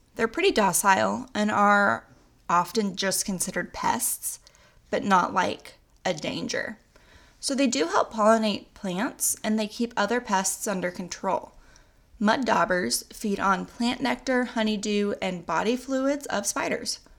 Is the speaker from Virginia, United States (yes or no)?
no; Oklahoma, United States; I'm also from Oklahoma, and we say things wrong